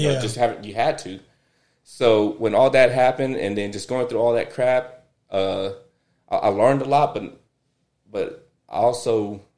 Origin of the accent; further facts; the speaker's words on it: Seadrift, Texas, United States; also born or lived in Port Lavaca; originally my hometown, Seadrift, but Calhoun County